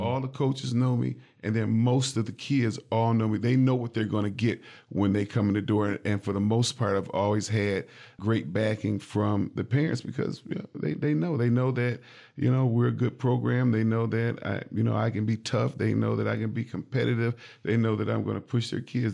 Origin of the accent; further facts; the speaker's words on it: Jackson, Michigan, United States; now in Lansing, United States; I grew up in Jackson